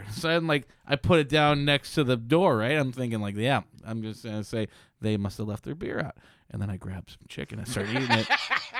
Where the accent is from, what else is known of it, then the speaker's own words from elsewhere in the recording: Chicago, Illinois, United States; I grew up in Chicago.